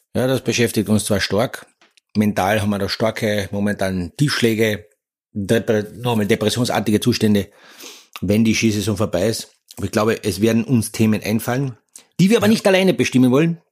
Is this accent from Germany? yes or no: no; Austria; bei uns in Österreich